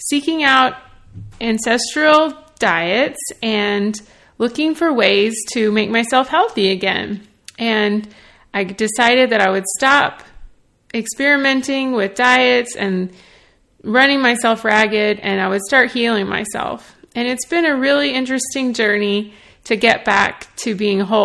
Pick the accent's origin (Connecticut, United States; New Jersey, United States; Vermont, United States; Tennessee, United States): Tennessee, United States; Nashville; I'm from Nashville, Tennessee. I grew up in the South eating Southern comfort food